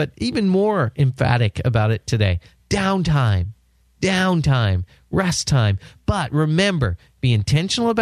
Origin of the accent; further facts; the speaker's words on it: San Diego, California, United States; my hometown of San Diego